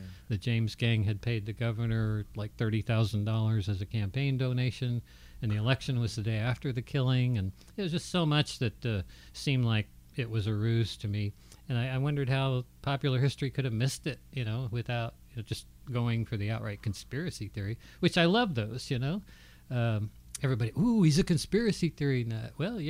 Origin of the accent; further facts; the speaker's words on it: Berlin, Germany; I grew up in Berlin, Germany, and we had East Berlin